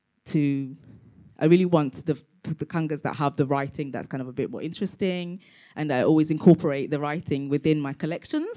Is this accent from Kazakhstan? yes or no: no; London, United Kingdom; also born or lived in Tanzania; I was born in Tanzania and grew up in London.